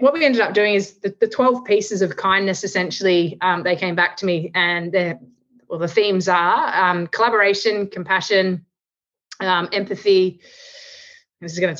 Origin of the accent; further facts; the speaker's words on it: Australia; I'm an Australian